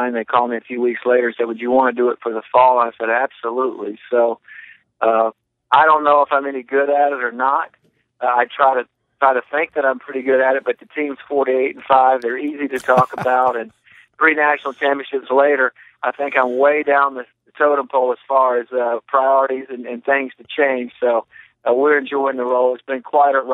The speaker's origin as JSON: {"language": "English", "town": "Mobile", "region": "Alabama", "country": "United States", "tie": "born or raised there", "said": "my hometown of Mobile"}